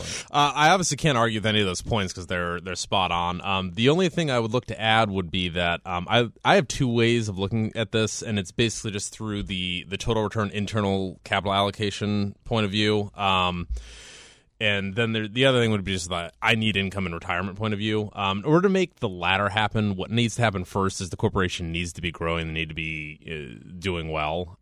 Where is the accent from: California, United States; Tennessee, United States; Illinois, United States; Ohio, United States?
Ohio, United States; Columbus; also born or lived in Cleveland, Ohio; born and bred in Columbus, Ohio, and we moved to Cleveland when I was 13